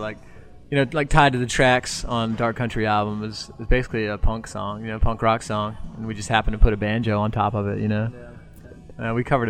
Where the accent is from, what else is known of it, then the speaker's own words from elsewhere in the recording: Virginia, United States; also born or lived in Charleston, South Carolina / Folly Beach, South Carolina; now in Richmond, United States; we all were born and raised in Virginia. not specifically in Richmond, but we're all Virginia boys.